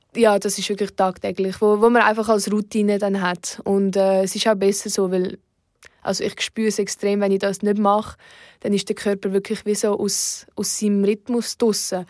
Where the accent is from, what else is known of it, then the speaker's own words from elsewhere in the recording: Oberuzwil, St. Gallen, Switzerland; in Oberutzwil, wo ich aufgewachsen bin